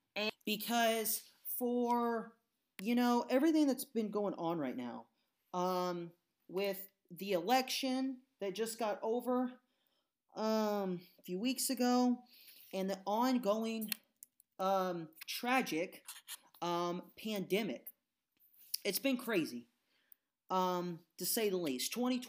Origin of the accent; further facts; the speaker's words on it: Indiana, United States; I'm from Indiana.